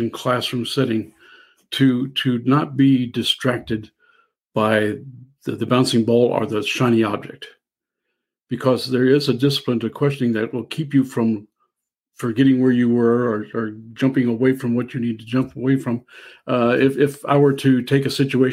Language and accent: English; Southern Illinois, United States; I'm from Southern Illinois, and I'll eat Mississippi River carp in the spring and the fall